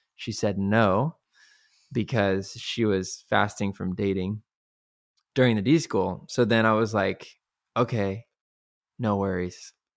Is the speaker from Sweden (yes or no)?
no; Kansas City, United States; now in Waco, United States; I grew up in Kansas City